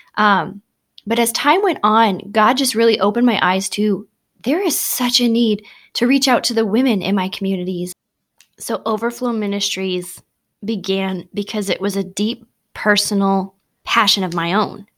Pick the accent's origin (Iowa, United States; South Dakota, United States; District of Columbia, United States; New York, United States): South Dakota, United States; Bonesville; my hometown